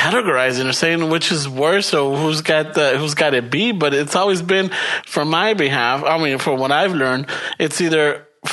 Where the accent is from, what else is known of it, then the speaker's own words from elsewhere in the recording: United States; us Chicanos or us Mexican